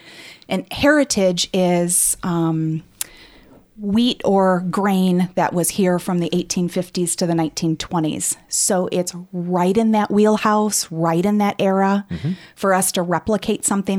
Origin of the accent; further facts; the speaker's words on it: Rockford, Illinois, United States; Growing up in Rockford, I had no idea that this actually happened and that we had a huge distillery here in Rockford